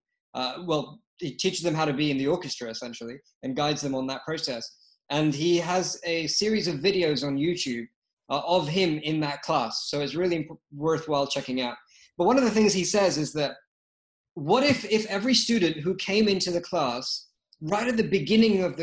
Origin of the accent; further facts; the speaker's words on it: London, United Kingdom; moved away; also born or lived in Lagos, Nigeria; I was born in London, spent some of my time in Lagos, Nigeria